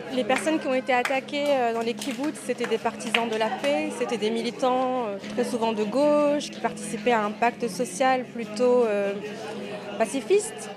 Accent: France; on est français

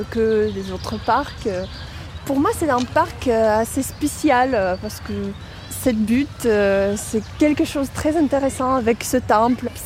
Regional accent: Moscow, Russia; French is a second language; moved away as an adult; now in Paris, France; je suis russe, euh, je viens de Moscou. Euh, j'habite Paris depuis trois mois.

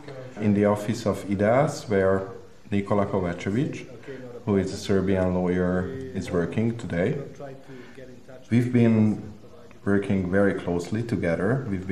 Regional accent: Hungary; Because I am from Hungary.

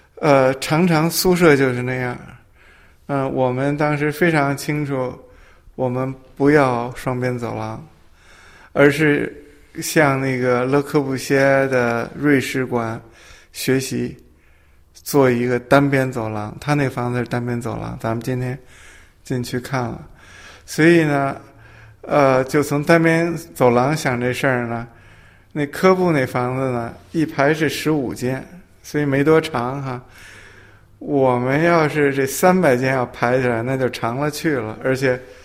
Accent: Beijing, China; accent: Old Beijing; 我是北京人，我籍贯啊，嗯，是杭州。当然我爸爸是杭州人，我妈妈是无锡人，所以我是在北京出生长大，但是呢，我带着这个江南的基因

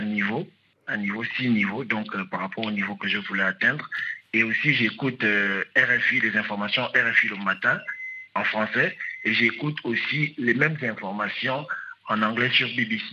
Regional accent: Gabon; moved away as an adult; now in Rabat, Morocco; je suis gabonais, je suis arrivé au Maroc en 2019

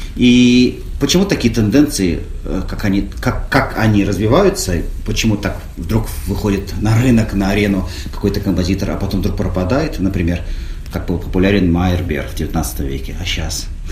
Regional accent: Russia; я из России

